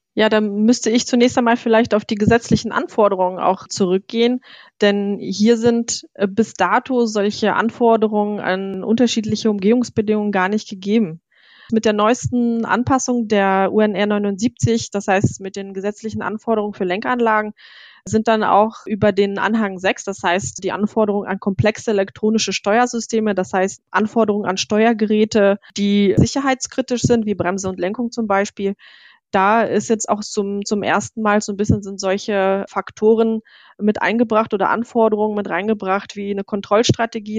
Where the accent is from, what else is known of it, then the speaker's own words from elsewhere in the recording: Germany; wir sind als Deutsche